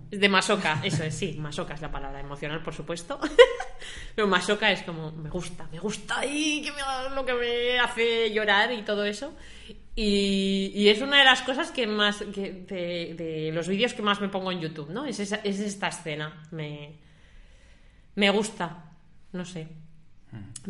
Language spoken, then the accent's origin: Spanish; La Robla, Castile and León, Spain; yo soy de La Robla, de un pueblecito de León